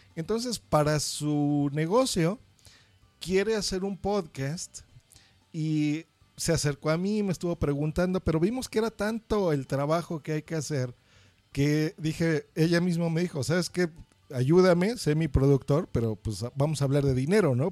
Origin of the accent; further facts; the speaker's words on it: Mexico; yo soy mexicano